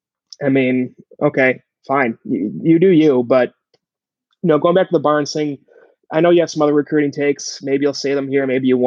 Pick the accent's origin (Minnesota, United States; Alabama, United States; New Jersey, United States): Minnesota, United States; where I grew up in Minnesota